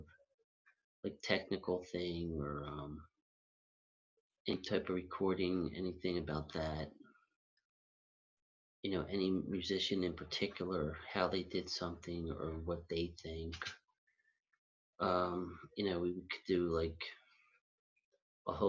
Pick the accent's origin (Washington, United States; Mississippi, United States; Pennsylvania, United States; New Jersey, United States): Pennsylvania, United States; Philadelphia; also born or lived in Huntingdon Valley, Pennsylvania; now in Rydal, United States; I was born and raised in Philadelphia, and right now I live in Rydal, PA, with my sister